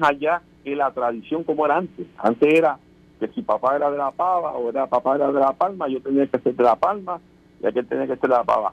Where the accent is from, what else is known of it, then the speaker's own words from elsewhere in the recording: Puerto Rico; nosotros como pueblo puertorriqueño